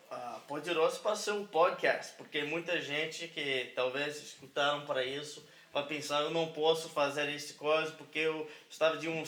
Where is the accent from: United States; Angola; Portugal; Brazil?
United States; Hohenwald, Tennessee; born there; Portuguese is a second language; E eu, eu nasci aqui na, na Tennessee, em um, é, é, é cidade muito, muito pequena.